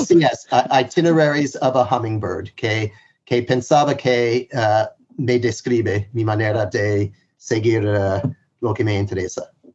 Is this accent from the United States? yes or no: yes; United States; Spanish is a second language; siendo norteamericano